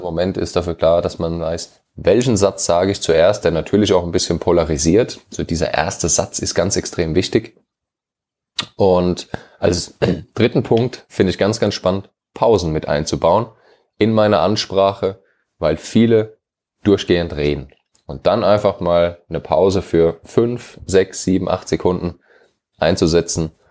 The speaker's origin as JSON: {"language": "German", "region": "Hesse", "country": "Germany", "also_born_or_lived": "London, United Kingdom", "moved": "yes"}